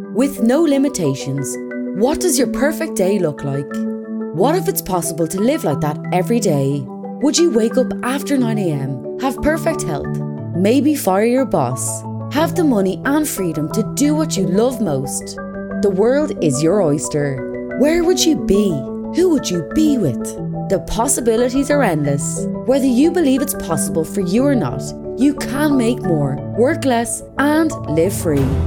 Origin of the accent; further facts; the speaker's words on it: Brisbane, Queensland, Australia; accent: Australian; moved away as an adult; now in United States; I actually grew up in Brisbane.